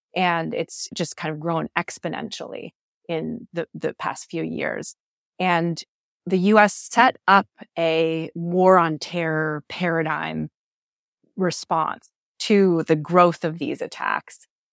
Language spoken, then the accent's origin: English; United States; as an American